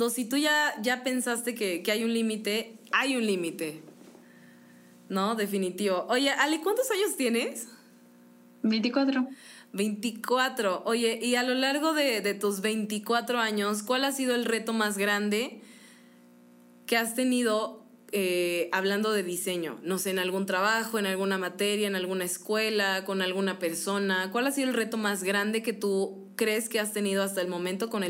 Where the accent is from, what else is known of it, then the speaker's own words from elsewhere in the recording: Guanajuato, Mexico; moved away as an adult; now in Querétaro, Mexico; no, yo soy de Guanajuato.